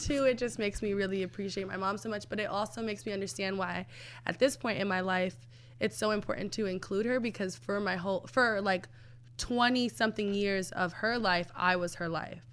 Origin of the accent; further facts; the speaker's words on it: New York City, New York, United States; I'm from the Bronx, born and raised